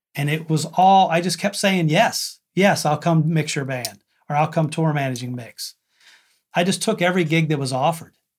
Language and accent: English; McConnellsburg, Pennsylvania, United States; I'm from McConnellsburg, Pennsylvania.